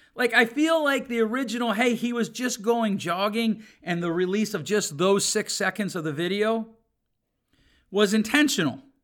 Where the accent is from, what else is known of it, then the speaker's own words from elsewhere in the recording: United States; I was born in America